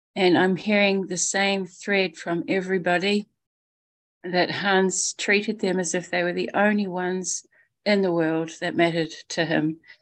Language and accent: English; New Zealand; I'm from New Zealand, calling from New Zealand right now